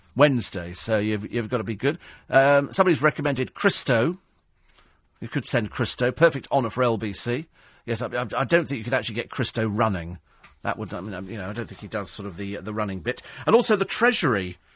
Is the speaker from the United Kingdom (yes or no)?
yes; United Kingdom; I'm British through and through